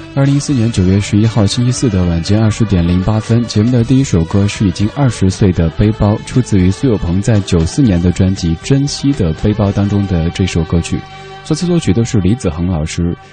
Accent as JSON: {"language": "Chinese", "region": "Sichuan", "country": "China", "tie": "born or raised there", "accent": "Sichuanese", "moved": "yes", "said": "用我的家乡话，四川话讲"}